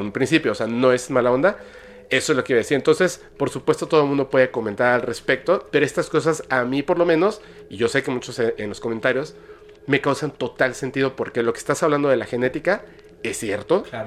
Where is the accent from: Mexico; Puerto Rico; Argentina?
Mexico; yo como mexicano